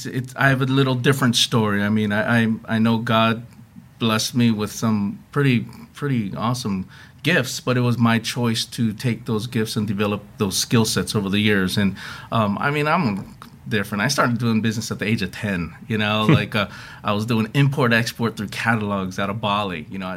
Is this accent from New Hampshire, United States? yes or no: no; Hawaii, United States; also born or lived in Seattle; I'm originally from Hawaii, so growing up.